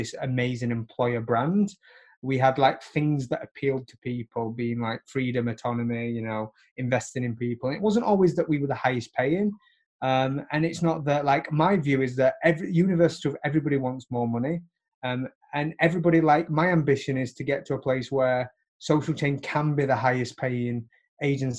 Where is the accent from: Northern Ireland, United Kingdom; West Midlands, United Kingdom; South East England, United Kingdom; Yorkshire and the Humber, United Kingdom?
Yorkshire and the Humber, United Kingdom; Barnsley; moved away as an adult; now in New York, United States; I live in New York now, but, like, I grew up in Barnsley